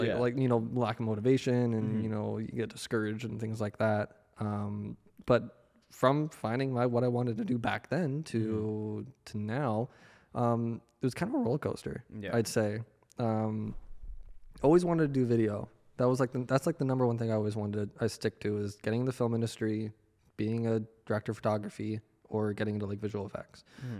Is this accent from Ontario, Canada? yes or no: no; Victoria, British Columbia, Canada; born there; also born or lived in Winnipeg, Canada; I was born in BC. So I was born in Vancouver Island, so Victoria.